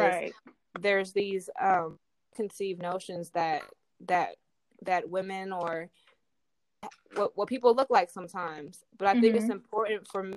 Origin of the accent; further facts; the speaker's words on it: the Bay Area, California, United States; I'm from the Bay